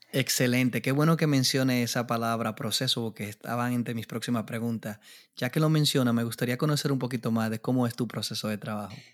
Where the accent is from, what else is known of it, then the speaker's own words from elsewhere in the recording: Dominican Republic; yo como República Dominicana